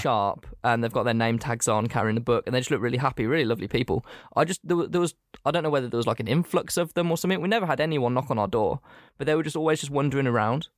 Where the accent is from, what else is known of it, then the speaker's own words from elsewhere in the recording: England, United Kingdom; I was born in England